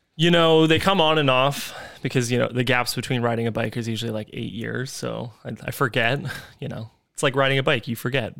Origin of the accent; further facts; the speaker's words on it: North Vancouver, British Columbia, Canada; I am from North Vancouver, British